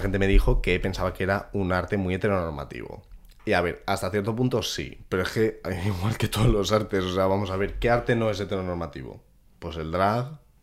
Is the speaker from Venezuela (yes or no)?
no; Madrid, Community of Madrid, Spain; yo soy de Madrid